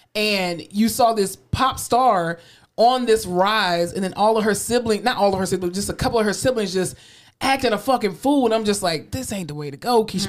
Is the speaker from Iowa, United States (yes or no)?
no; Fort Lauderdale, Florida, United States; now in Texas, United States; I'm from Fort Lauderdale